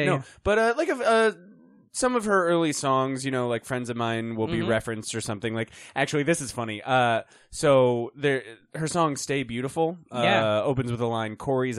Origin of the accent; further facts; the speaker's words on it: Wyomissing, Pennsylvania, United States; I was born and raised in southeastern Pennsylvania.